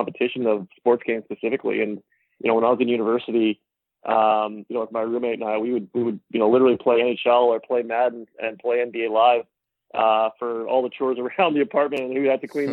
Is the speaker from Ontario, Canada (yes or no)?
no; Vancouver, British Columbia, Canada; also born or lived in New Zealand; Born and raised in Vancouver